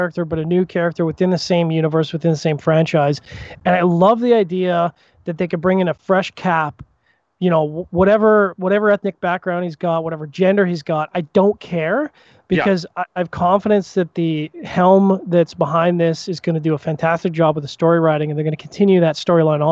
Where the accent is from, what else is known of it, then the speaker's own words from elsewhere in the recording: Canada; as a Canadian